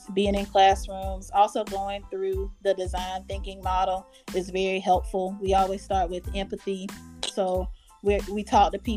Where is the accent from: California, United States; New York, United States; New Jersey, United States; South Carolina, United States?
South Carolina, United States; Earhart; I'm from Earhart, South Carolina, very small town.